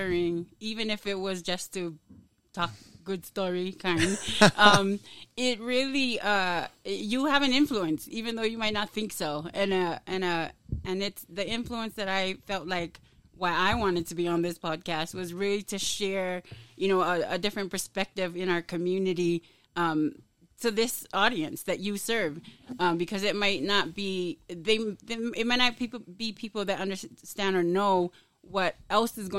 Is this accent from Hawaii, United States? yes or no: yes; Laie, Hawaii, United States; moved away as an adult; now in Utah, United States; I grew up in La'ie, small town, everybody knows, graduated out of Kahuku 93.